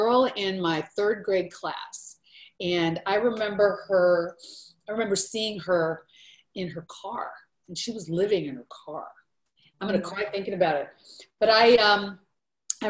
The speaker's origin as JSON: {"language": "English", "town": "Portland", "region": "Oregon", "country": "United States", "tie": "born or raised there", "said": "I grew up in Portland, Oregon"}